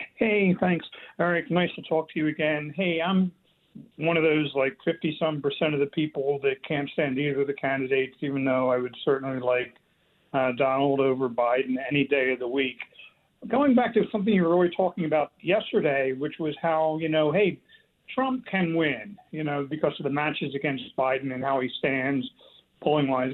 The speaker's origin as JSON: {"language": "English", "region": "North New Jersey", "country": "United States", "moved": "yes", "lives_now": "Atlanta, United States", "said": "I'm originally from Jersey, so I'm not a native Georgian"}